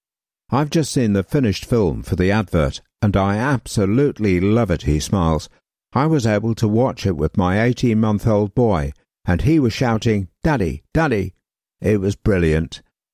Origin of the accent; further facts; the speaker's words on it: Enfield, London, United Kingdom; Growing up around Enfield in the early 80s, Tottenham were probably the better team around then, but we were 100% Arsenal.